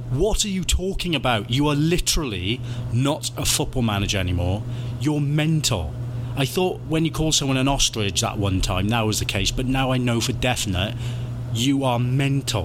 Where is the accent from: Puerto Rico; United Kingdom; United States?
United Kingdom; Wales; I'm Welsh.